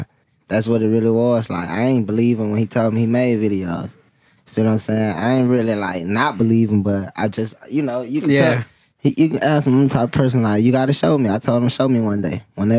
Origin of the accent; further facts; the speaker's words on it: Mobile, Alabama, United States; Just a young brother from Mobile, Alabama